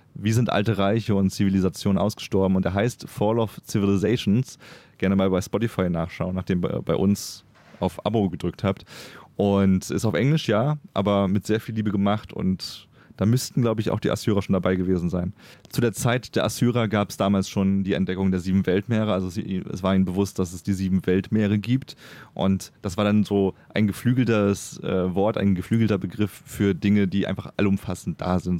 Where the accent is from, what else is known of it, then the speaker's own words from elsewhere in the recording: Germany; now in Cologne, Germany; als Deutscher äh, in Köln wohnend